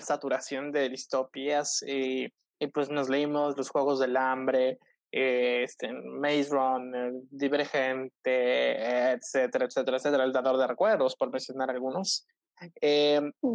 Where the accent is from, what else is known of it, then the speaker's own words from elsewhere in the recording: Cozumel, Quintana Roo, Mexico; soy de Cozumel